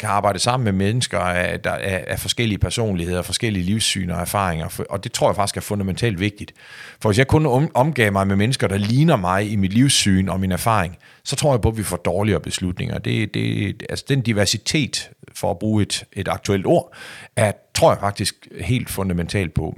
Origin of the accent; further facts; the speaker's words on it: Skagen, North Denmark Region, Denmark; min opvækst og hvor jeg kommer fra